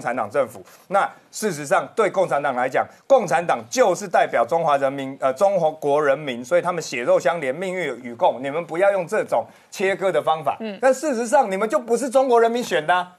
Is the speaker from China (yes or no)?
no; Taiwan; 我是台湾人呐